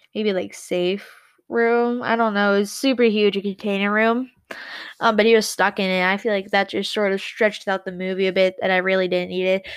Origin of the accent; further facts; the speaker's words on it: United States; I'm American.